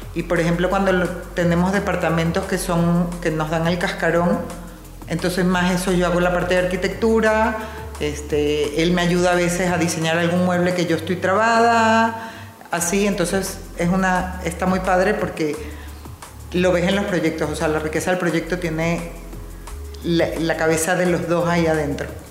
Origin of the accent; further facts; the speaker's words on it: Venezuela; moved away as an adult; also born or lived in New York, United States; now in Mexico; Yo soy venezolana, Estudié mi carrera en Venezuela y me fui a vivir a Nueva York